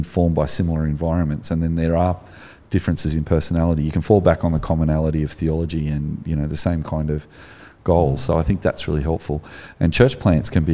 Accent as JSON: {"language": "English", "country": "Australia", "said": "you've got an accent as an Australian"}